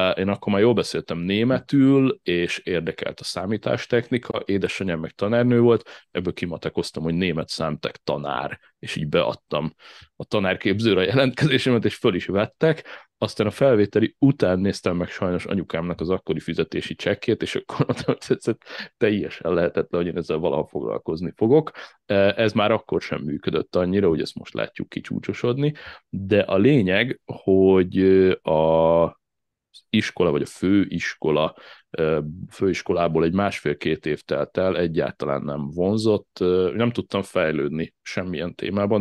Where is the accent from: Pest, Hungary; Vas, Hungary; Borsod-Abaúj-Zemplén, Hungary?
Pest, Hungary; Szigetszentmiklós; also born or lived in Budapest / Ráckeve; a Ráckeve sziget Miklós tengelyen nőttem fel, a Csepel-szigeten